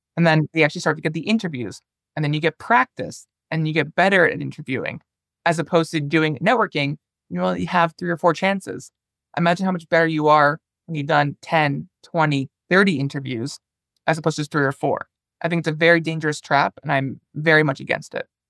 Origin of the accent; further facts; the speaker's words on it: Toronto, Ontario, Canada; also born or lived in northern Finland; now in Finland; I'm originally from Toronto, Canada